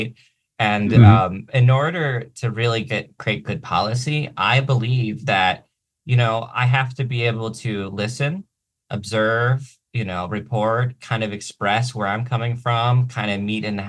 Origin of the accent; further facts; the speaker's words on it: Baltimore, Maryland, United States; moved away as an adult; also born or lived in Ohio / Washington, District of Columbia, United States; now in Olympia, United States; I was born in Baltimore. I spent much of my childhood between Ohio and Baltimore. I spent my first 7-8 years of my life living exclusively in Baltimore